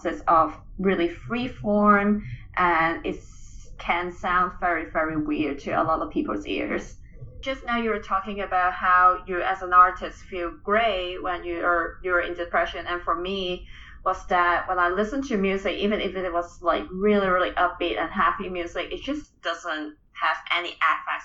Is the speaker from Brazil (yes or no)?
no; Hong Kong; moved away as an adult; also born or lived in Kansas, United States; now in Tallahassee, United States; I was originally from Hong Kong, and I did my undergraduate in Kansas